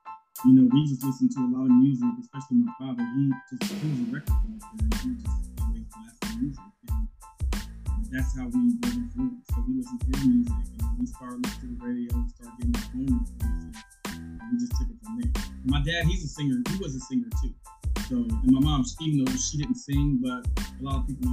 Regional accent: Columbus, Ohio, United States; We're from Columbus, Ohio. That's where we're from, born and raised. That's where we currently live

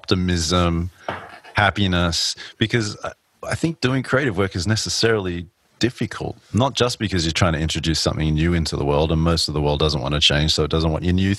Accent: Australia; moved away; also born or lived in New York; growing up in Australia, moving to New York taught me about different ways of working

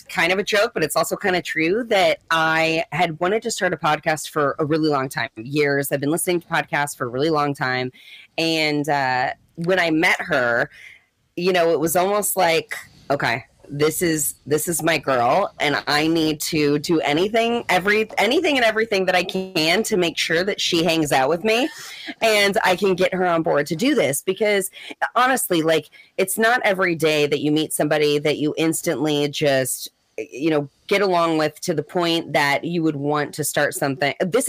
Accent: St. Louis, Missouri, United States; Mm-mm. I'm from St. Louis.

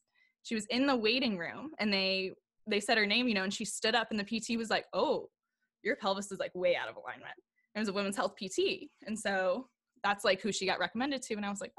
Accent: St. Louis, Missouri, United States; I grew up in St. Louis.

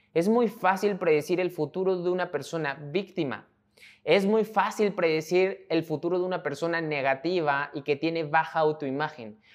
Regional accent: Mexico; mexicano, emprendedor y empresario

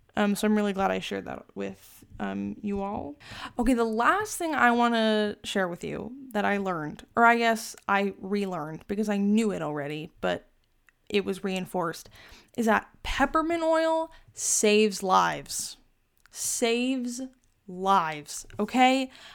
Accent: Arizona, United States; I'm from Arizona, so I don't really experience, like, the cold.

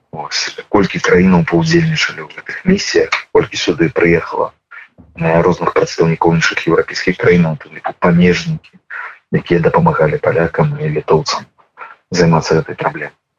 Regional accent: Belarus; мы як грамадства як беларусы

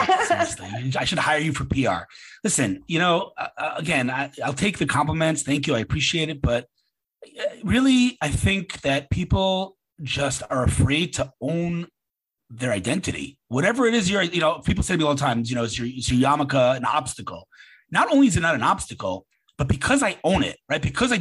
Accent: New York, United States; moved away as an adult; now in Beit Shemesh, Israel; from New York originally, been in Israel almost 30 years, and living in Beit Shemesh, living the life in Israel

